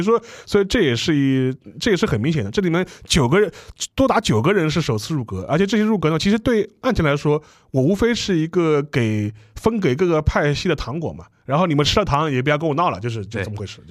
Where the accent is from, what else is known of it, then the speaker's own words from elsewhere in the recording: China; 我们作为中国人